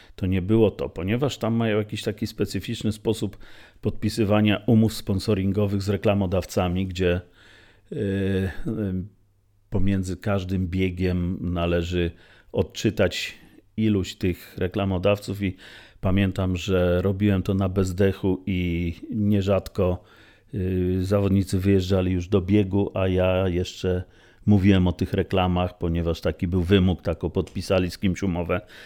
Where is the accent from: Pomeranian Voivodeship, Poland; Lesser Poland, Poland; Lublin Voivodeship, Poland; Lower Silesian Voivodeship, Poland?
Lublin Voivodeship, Poland; Lublin; Czyli jestem chłopakiem z Kaliny, rdzennym lublinianinem